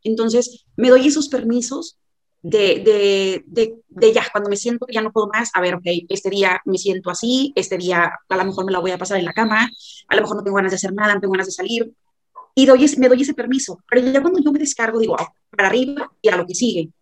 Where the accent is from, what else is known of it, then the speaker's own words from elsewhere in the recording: Monterrey, Nuevo León, Mexico; soy de Monterrey